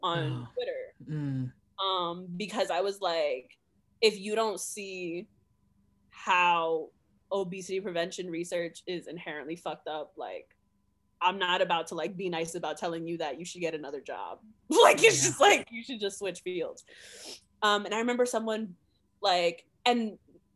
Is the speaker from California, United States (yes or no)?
no; New York, United States; now in Providence, United States; I'm from New York